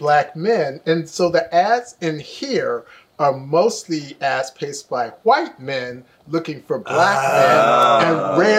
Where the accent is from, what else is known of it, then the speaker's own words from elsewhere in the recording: Bay Area, California, United States; Because I was born black. And knew black early on because I grew up in the Bay Area.